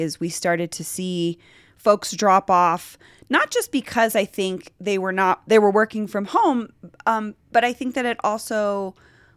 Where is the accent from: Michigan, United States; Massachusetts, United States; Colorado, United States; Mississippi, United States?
Colorado, United States; Denver; When I was growing up here, my family all had cars